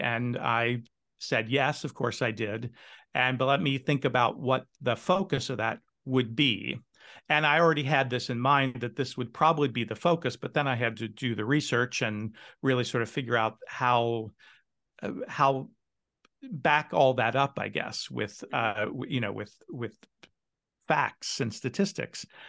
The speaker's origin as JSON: {"language": "English", "town": "Cincinnati", "region": "Ohio", "country": "United States", "tie": "born or raised there", "moved": "yes", "lives_now": "Seattle, United States", "said": "I was born in Cincinnati and raised in Cincinnati"}